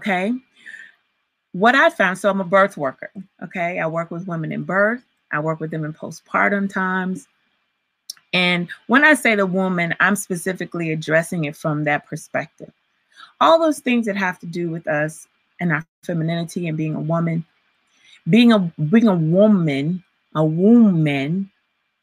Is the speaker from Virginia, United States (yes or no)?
yes; Virginia, United States; I grew up in Virginia, but all of my family's in Alabama